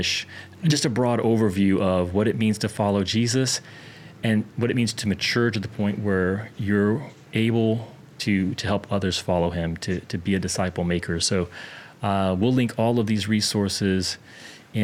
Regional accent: the Bible Belt, United States; I grew up in the Bible Belt

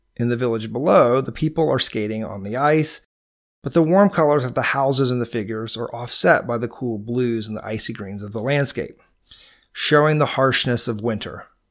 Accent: Georgia, United States; accent: Georgia; my Georgia accent

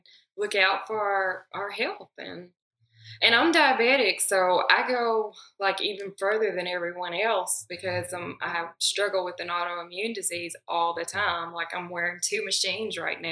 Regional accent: Humboldt, Tennessee, United States; I'm from Humboldt.

